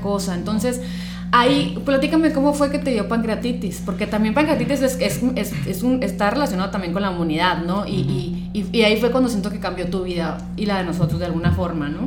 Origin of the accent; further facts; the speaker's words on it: Sonora, Mexico; somos estos sonorenses del old school